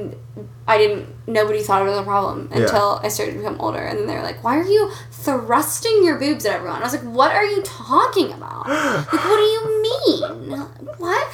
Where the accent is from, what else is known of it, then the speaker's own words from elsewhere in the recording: Springboro, Ohio, United States; It's between Dayton and Cincy. It's called Springboro